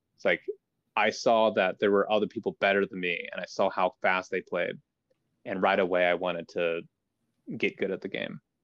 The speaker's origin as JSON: {"language": "English", "region": "Idaho", "country": "United States", "tie": "born or raised there", "said": "I grew up in Idaho"}